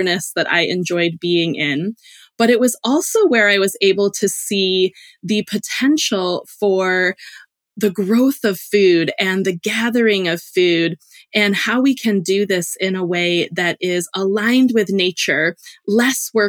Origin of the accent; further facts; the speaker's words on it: Illinois, United States; moved away as an adult; also born or lived in Hawaii / Alaska; I grew up in the Illinois cornfields